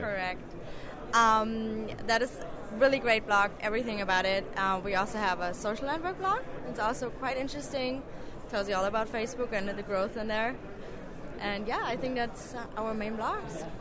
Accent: Germany; moved away; I'm originally from Germany

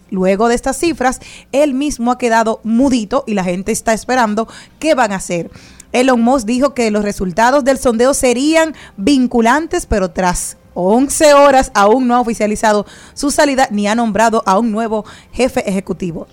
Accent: Dominican Republic; somos dominicanos

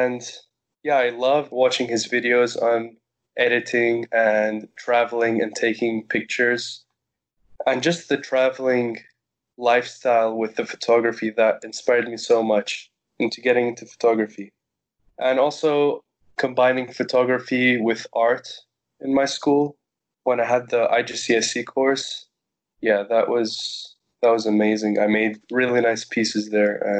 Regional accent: Cyprus; I was born in Cyprus

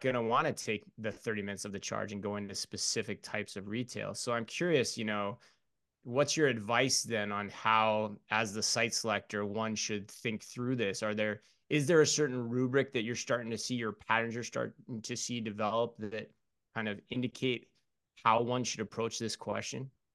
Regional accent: Phoenix, Arizona, United States; I'm from Phoenix

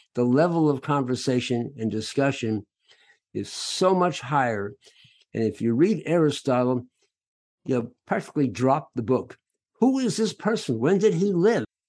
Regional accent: San Francisco, California, United States; I'm from San Francisco

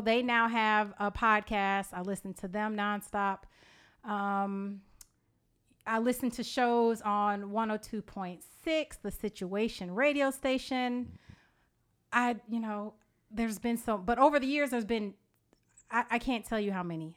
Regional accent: Evanston, Illinois, United States; also born or lived in Georgia; now in McDonough, Georgia, United States; we are from Evanston, Illinois, which is the north shore of Chicago

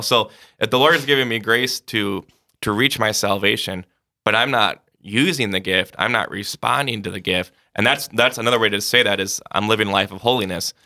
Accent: Sioux Falls, South Dakota, United States; Grew up in Sioux Falls.

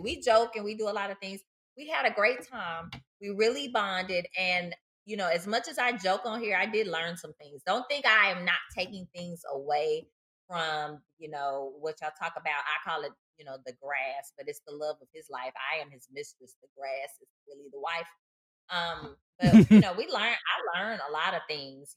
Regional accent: Nashville, Tennessee, United States; Native Nashville too. Yes, I was born and raised in Nashville, Tennessee.

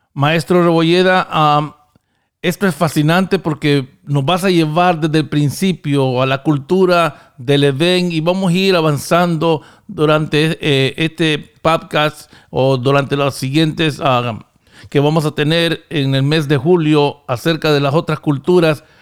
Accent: Honduras; now in United States; en este país donde yo vivo, en Estados Unidos, aunque originariamente soy de Honduras

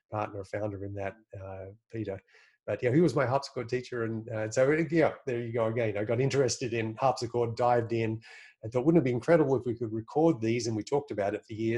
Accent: Sydney, New South Wales, Australia; where I grew up in Sydney

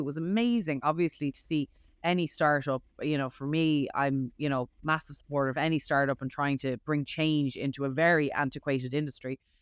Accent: Ireland; now in United States; I'm from Ireland

